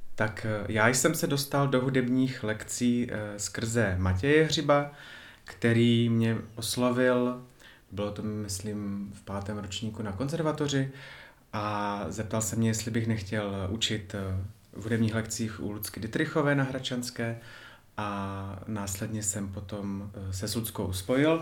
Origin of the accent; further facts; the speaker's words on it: Ostrava, Moravian-Silesian Region, Czechia; pocházím z Ostravy